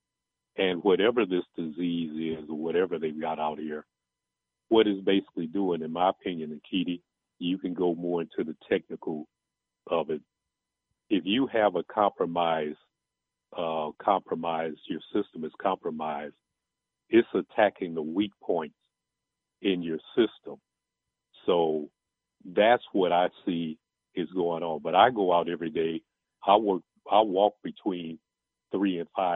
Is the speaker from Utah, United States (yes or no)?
no; East St. Louis, Illinois, United States; I'm from the East St. Louis area